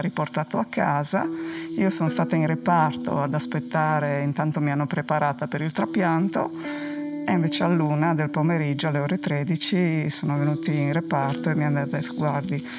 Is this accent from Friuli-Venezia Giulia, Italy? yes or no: yes; Gemona del Friuli, Friuli-Venezia Giulia, Italy; first language Friulian; Italian is a second language; also born or lived in Switzerland; Sono nata in Svizzera, ma da genitori che sono andati per lavoro là e poi siamo tornati qua che avevo sei anni